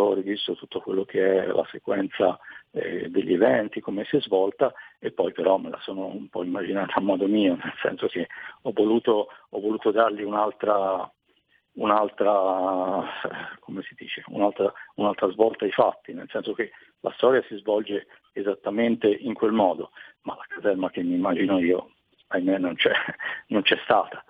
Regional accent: Tuscany, Italy; sono toscano, eh, però in realtà la mia famiglia da parte di mamma viene da, da un paesino vicino a Trento

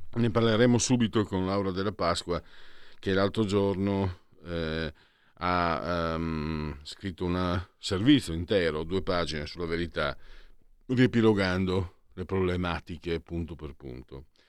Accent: Italy; also born or lived in Lombardy; io vengo sai dal Friuli Veneto, le esportazioni, eh, ma comunque anche dalla Lombardia

